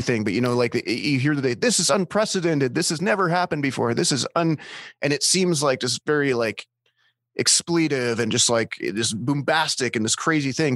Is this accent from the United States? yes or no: no; Canada; I'm Canadian.